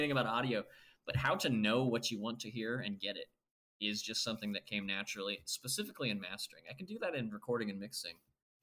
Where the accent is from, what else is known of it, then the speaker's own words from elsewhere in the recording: Nebraska, United States; moved away; I grew up in Nebraska, a small town in Nebraska.